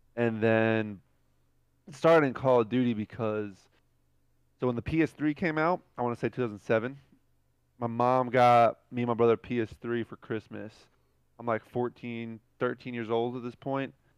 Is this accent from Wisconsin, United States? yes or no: no; New Jersey, United States; moved away; I grew up in Jersey